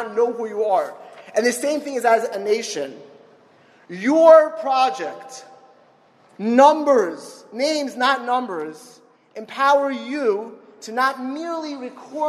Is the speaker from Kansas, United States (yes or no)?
no; Miami Beach, Florida, United States; moved away; also born or lived in Philadelphia; I grew up in Miami Beach